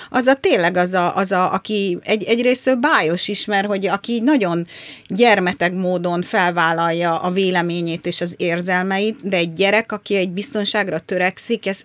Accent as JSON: {"language": "Hungarian", "country": "Brazil", "tie": "born there", "said": "Én Brazíliába születtem"}